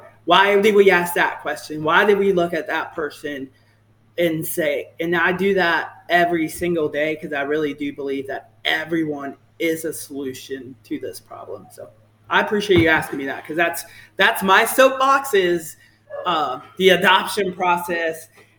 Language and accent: English; the South, United States; I'm from the South, so I say y'all a lot. You know, folks always ask me if I'm from Texas because the way I speak.